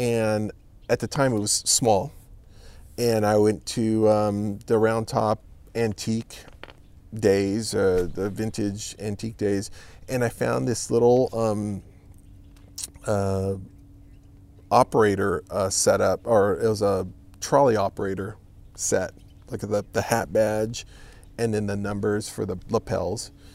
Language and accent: English; California, United States; moved away as an adult; also born or lived in Los Angeles County, California; now in Texas, United States; I'm from California